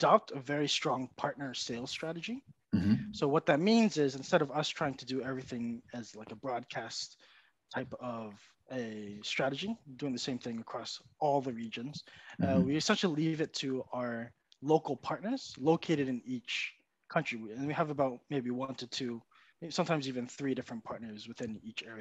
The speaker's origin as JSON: {"language": "English", "region": "New Jersey", "country": "United States", "moved": "as an adult", "lives_now": "Japan", "said": "I'm actually from New Jersey in the United States, but I've been living and working in Japan now for the past 10 years or so"}